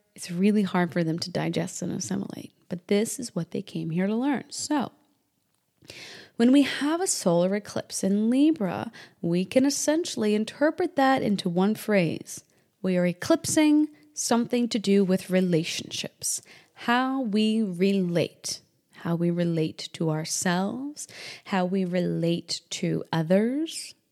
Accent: Indiana, United States; moved away; also born or lived in New Hampshire / South Texas; born and partially raised in Indiana and New Hampshire

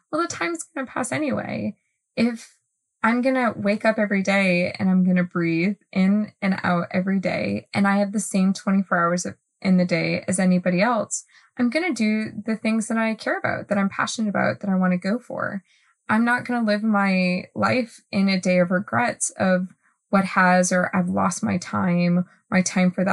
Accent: Northeast, United States; I'm from the Northeast

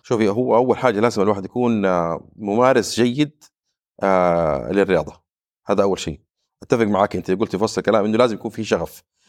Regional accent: Saudi Arabia; عندنا في السعوديه

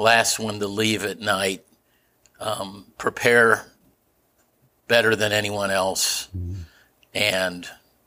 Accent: Kansas City, Missouri, United States; also born or lived in Chicago; We grew up in Brookside with a pocket park in the middle of our block

